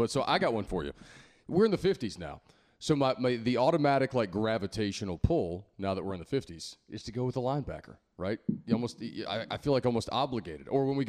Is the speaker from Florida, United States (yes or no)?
no; Augusta, Georgia, United States; born and raised in Augusta, Georgia.